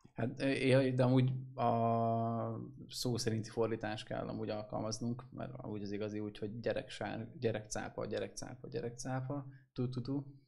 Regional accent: Hungary; Vidékiek vagyunk

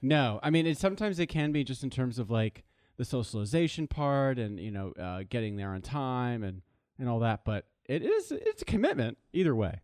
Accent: Los Angeles, California, United States; moved away as an adult; also born or lived in East Coast; I grew up in Los Angeles, yes. Uh, I was born in West Hollywood

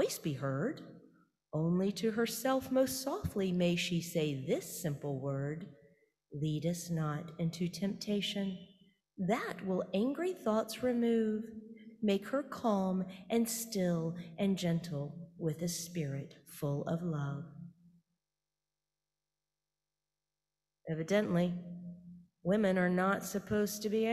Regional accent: the South, United States; I am Baptist from the South.

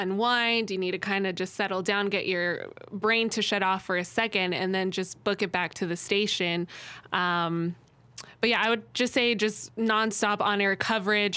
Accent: Arizona, United States; I grew up in Arizona

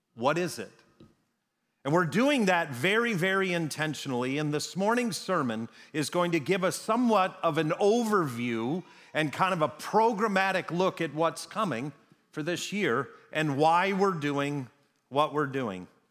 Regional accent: Wisconsin, United States; moved away; I grew up in Wisconsin

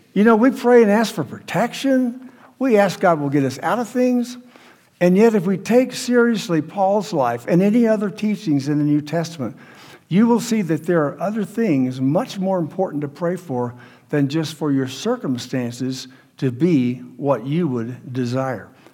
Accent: United States; We're American Christians

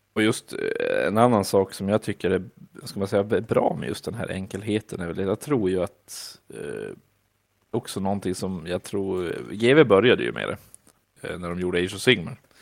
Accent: Vilhelmina, Västerbotten County, Sweden; jag fick mina kompisar hemma i Vilhelmina

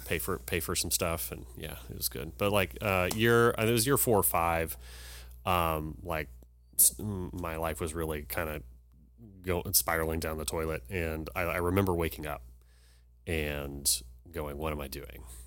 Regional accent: Humble, Texas, United States; I was born here in Humble, um, and I grew up here in the school system

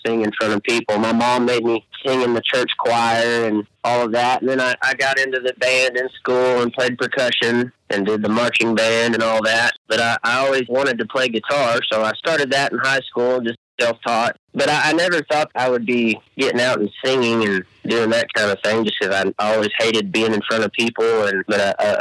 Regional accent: Canyon, Texas, United States; also born or lived in Okmulgee, Oklahoma; I'm from Canyon, Texas. We're right in the middle of the panhandle of Texas, so up on the high plains

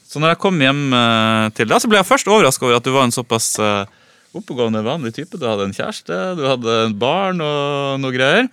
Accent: Vadsø, Finnmark, Norway; Vadsø, der jeg vokste opp

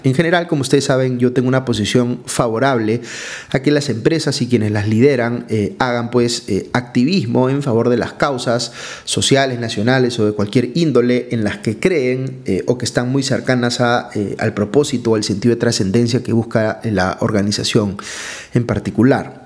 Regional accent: Peru; como peruano

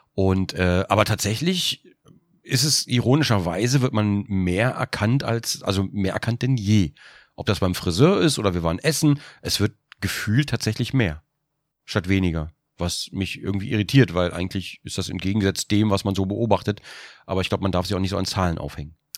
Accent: Germany; als Deutscher

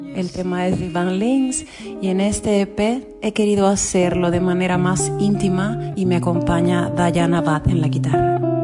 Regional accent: Cuba; moved away as an adult; now in Spain; soy cantante cubana residente ya hace 14 años en España

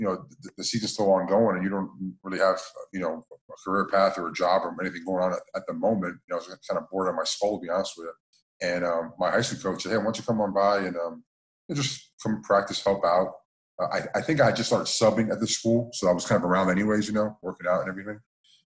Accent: Miami, Florida, United States; born and raised in South Florida in the general Miami area

